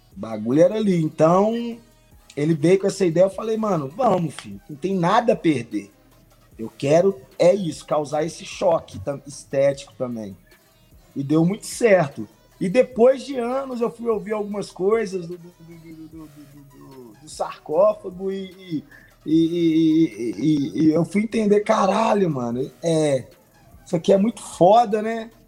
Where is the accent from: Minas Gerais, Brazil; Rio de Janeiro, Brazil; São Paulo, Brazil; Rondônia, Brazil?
Minas Gerais, Brazil; Santa Luzia; eu sou de Santa Luzia